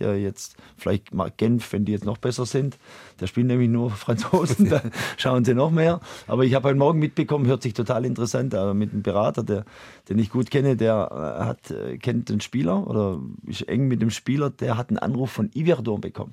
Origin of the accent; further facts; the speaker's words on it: near Heidenheim, Baden-Württemberg, Germany; moved away as an adult; also born or lived in Switzerland; now in St. Gallen, Switzerland; das ist meine Ecke aus Deutschland, wo ich herkomme. Ich komme direkt 20 Kilometer daneben äh, her